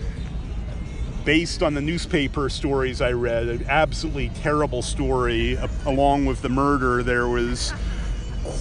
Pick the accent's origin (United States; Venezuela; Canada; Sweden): United States; New England; growing up in New England